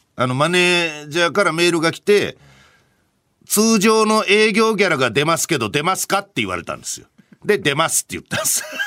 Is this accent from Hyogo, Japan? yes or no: yes; Hyogo, Japan; moved away; 僕の地元